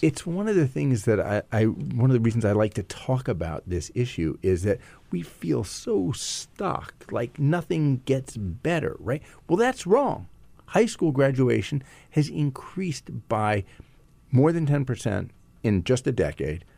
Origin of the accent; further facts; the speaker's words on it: Silicon Valley, California, United States; I come from Silicon Valley